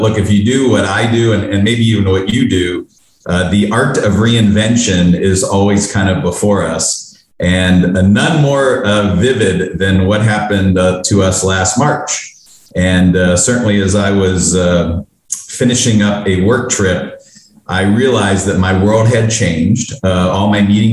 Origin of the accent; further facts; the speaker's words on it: Pittsburgh, Pennsylvania, United States; moved away as an adult; now in Los Angeles, United States; I was born and raised in Pittsburgh, and moved out after I graduated college.